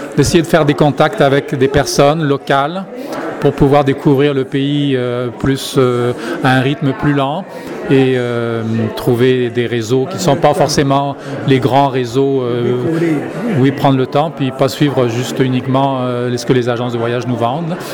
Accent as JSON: {"language": "French", "country": "France", "moved": "yes", "lives_now": "Canada", "said": "en tant que Français, je retourne en France une fois par année"}